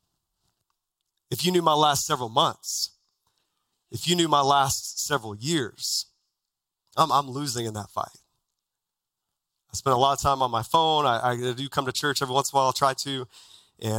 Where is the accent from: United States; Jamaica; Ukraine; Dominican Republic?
United States; Texas; now in Phoenix, United States; as a kid growing up in Texas